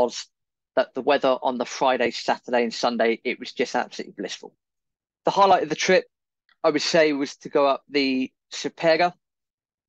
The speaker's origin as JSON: {"language": "English", "region": "England", "country": "United Kingdom", "said": "we don't speak very good Italian, we're English"}